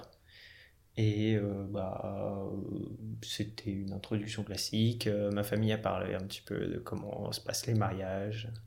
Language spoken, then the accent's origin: French; France; moi je suis français d'origine indienne. Je suis de la première génération de ma famille à être né en France